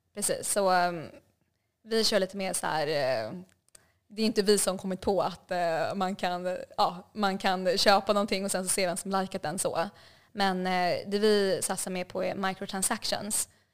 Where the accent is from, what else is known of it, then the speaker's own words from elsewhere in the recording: Stockholm, Stockholm County, Sweden; moved away as an adult; also born or lived in Hanoi, Vietnam; now in Vietnam; Så jag växte upp i, ja, växte upp i Stockholm